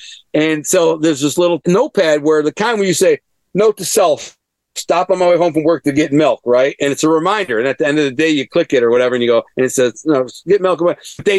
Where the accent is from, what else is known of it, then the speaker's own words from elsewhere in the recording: Detroit, Michigan, United States; And I introduce myself to like, what's up? And I tell them, well, I'm from Detroit.